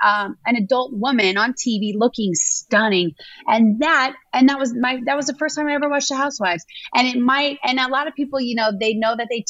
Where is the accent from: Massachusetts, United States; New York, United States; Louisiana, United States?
Louisiana, United States; I grew up in Louisiana